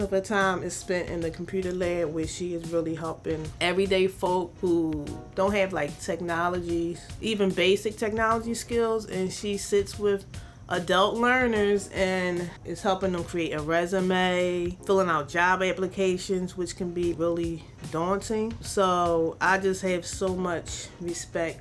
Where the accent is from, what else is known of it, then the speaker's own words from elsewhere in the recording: Philadelphia, Pennsylvania, United States; I'm from South Philly, but I've been in North Philly for a minute now. I went to school in Philly